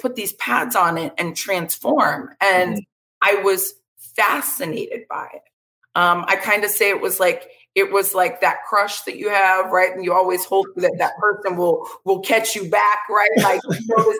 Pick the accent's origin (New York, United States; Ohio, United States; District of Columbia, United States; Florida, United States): Florida, United States; Vero Beach; I'm a Florida native, grew up in Vero Beach, Florida